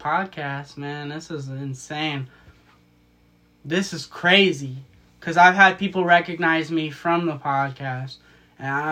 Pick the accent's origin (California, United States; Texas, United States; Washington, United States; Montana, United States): Washington, United States; Marysville; My hometown is Marysville, Washington